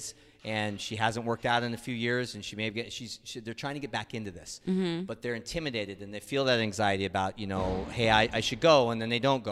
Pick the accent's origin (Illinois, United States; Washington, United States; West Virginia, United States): Washington, United States; Seattle; I'm born and raised in Seattle